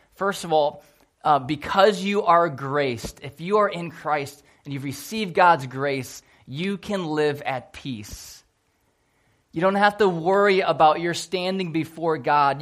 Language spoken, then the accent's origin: English; Port Huron, Michigan, United States; I grew up in Port Huron, Michigan